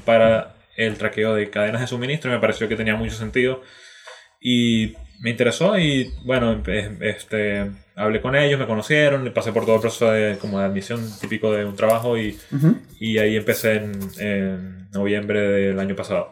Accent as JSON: {"language": "Spanish", "country": "Venezuela", "moved": "as an adult", "lives_now": "Chile", "said": "yo soy originalmente de Venezuela, llevo ya seis años viviendo en Chile"}